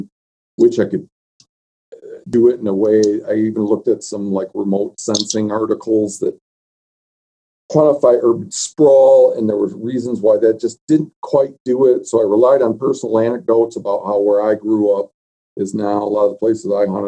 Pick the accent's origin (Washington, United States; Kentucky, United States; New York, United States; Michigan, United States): Michigan, United States; moved away as an adult; also born or lived in Montana; now in Miles City, United States; where I grew up in Michigan